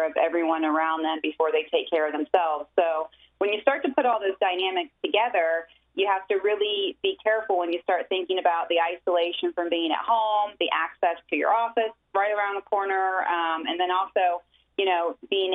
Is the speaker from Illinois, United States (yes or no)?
no; Ohio, United States; moved away as an adult; now in Tampa, United States; I'm originally from Ohio, came to the University of Tampa on a basketball scholarship